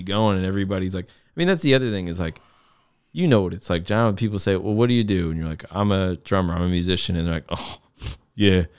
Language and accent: English; Connecticut, United States; I'd be in my hometown saying that I'm lucky to be in the Connecticut mu-, musicine, music scene